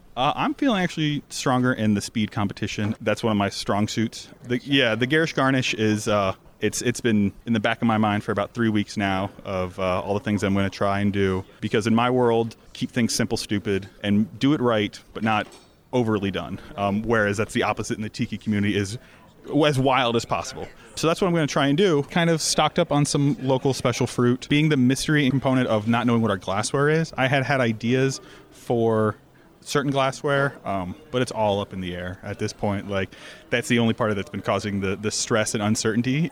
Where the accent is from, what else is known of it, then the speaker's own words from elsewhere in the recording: Sarasota, Florida, United States; I'm from Sarasota, Florida.